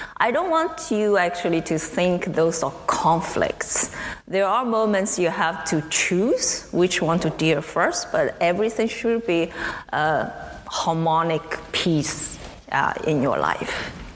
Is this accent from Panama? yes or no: no; China; moved away as an adult; also born or lived in United States; now in Waterloo, Canada; I grew up in China. I did my undergraduate study in China as well, and then I come to the States.